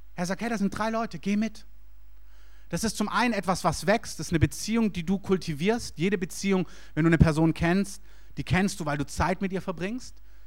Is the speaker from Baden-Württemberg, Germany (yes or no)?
yes; Stuttgart, Baden-Württemberg, Germany; moved away as an adult; also born or lived in Berlin; Ich komme aus Stuttgart